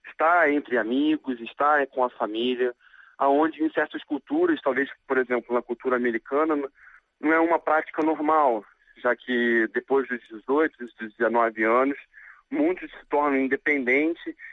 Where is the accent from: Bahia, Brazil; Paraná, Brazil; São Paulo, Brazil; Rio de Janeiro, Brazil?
Rio de Janeiro, Brazil; now in Changchun, China; E eu sou do Rio, mas 10 anos já moro fora do Brasil.